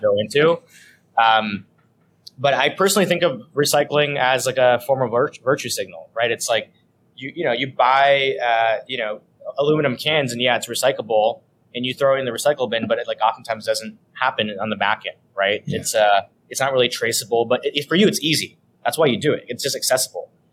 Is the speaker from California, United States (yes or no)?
yes; San Diego, California, United States; moved away as an adult; also born or lived in Los Angeles / San Francisco; now in New York, United States; I grew up in California, except I grew up in the southern part in San Diego